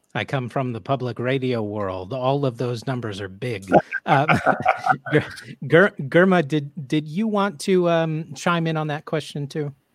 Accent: United States; also born or lived in Europe; as an American

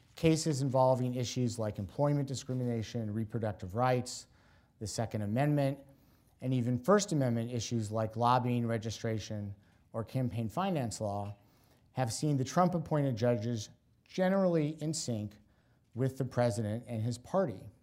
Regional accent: Washington, District of Columbia, United States; my hometown, Washington, D C

